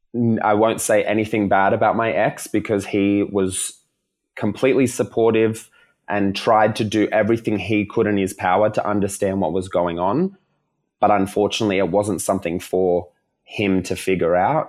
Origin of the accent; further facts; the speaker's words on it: Melbourne, Victoria, Australia; coming back to Melbourne 'cause I'm from Melbourne